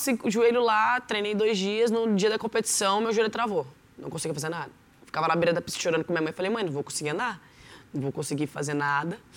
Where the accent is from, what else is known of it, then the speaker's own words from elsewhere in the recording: São José dos Campos, São Paulo, Brazil; E eu nasci em São José dos Campos, no bairro Novo Horizonte, ali em Cerejeiras. Morei 15 anos da minha vida lá